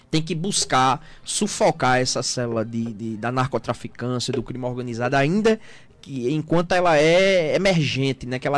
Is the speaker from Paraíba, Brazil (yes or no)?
yes; Guarabira, Paraíba, Brazil; now in Afogados da Ingazeira, Brazil; Sou, de Guarabira, na Paraíba.